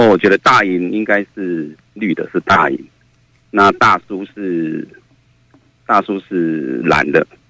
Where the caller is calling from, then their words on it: Kaohsiung, Taiwan; 喂喂，我是高雄的